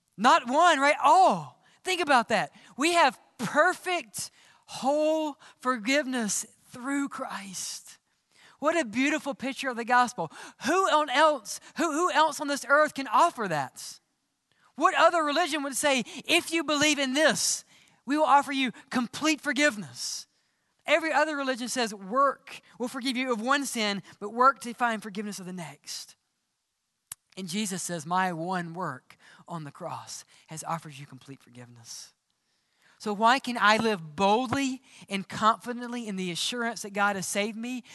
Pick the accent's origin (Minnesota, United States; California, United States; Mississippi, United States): Mississippi, United States; accent: southern; Growing up in Mississippi, we always said cheering